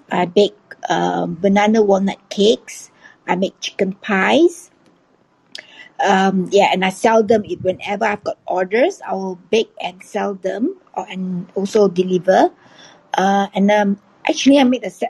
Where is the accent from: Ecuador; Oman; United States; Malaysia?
Malaysia; Kuala Lumpur, Federal Territory of Kuala Lumpur; I'm actually from Kuala Lumpur, Malaysia, and uh, right now it's like 4:40 p.m.